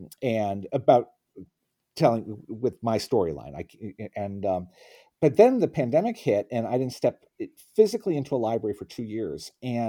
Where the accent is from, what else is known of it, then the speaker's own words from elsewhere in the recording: Princeton, New Jersey, United States; And still in my hometown of Princeton, New Jersey, visitors aren't allowed back in.